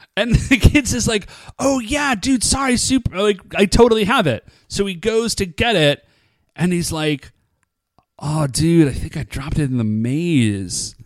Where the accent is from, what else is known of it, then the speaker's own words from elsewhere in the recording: United States; we are American